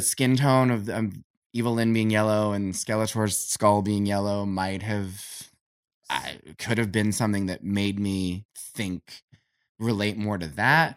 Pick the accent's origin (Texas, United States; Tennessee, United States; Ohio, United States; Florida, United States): Ohio, United States; Canton; I grew up in Canton, Ohio in the eighties